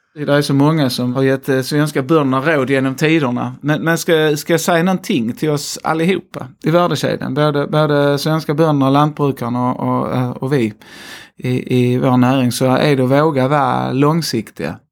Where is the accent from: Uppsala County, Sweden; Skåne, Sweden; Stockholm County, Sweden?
Skåne, Sweden; accent: Scanian; 37 år och skåning, som jag nog inte kan förneka i min dialekt. Också tvåbarnsfar och eh, bor mitt i Skåne.